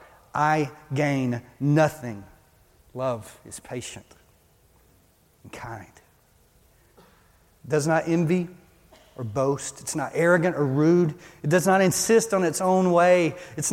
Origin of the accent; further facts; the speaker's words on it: Beaumont, Texas, United States; moved away; I came from Beaumont, Texas